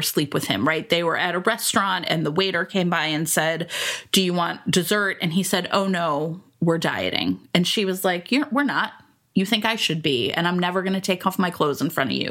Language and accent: English; Ohio, United States; I grew up in Ohio